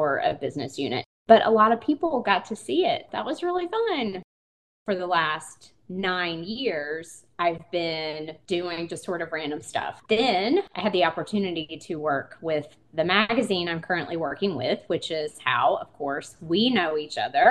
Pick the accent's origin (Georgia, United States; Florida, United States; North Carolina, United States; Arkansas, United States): North Carolina, United States; Eastern; now in Asheville, United States; I am from Eastern North Carolina.